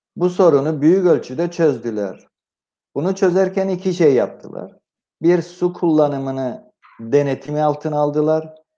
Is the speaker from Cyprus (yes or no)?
yes; Cyprus; moved away; güneye doğduğum yere gittim